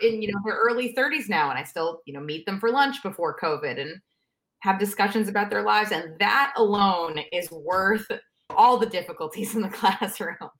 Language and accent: English; New York City, New York, United States; moved away as an adult; also born or lived in Pennsylvania; I, I grew up in New York